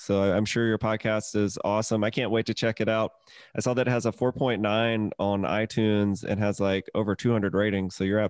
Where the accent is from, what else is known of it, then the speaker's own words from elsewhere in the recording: Mississippi, United States; moved away; also born or lived in Atlanta, Georgia; I'm from the deep south. I'm from Mississippi originally, which, you know, sex stuff is very quieted, repressed. People don't talk about it. And then I moved to Atlanta